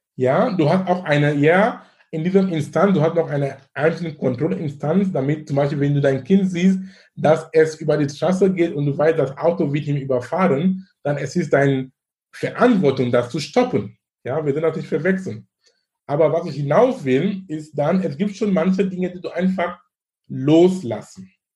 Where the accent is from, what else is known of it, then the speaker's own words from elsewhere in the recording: Cameroon; German is a second language; now in Germany; wo wir überhaupt in Kamerun arbeiten, wo ich herkomme